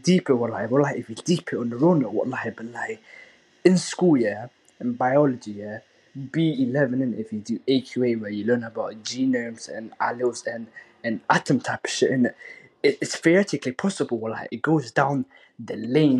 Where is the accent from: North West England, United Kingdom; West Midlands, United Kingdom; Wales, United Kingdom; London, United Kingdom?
London, United Kingdom